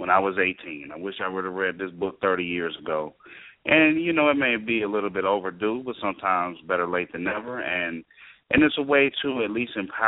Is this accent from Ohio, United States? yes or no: yes; Ohio, United States; I'm from Ohio